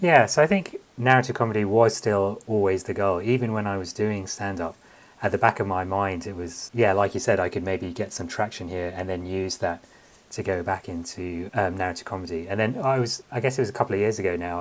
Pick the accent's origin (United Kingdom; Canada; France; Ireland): United Kingdom; London; My family is Sri Lankan, uh, but I was born and raised in London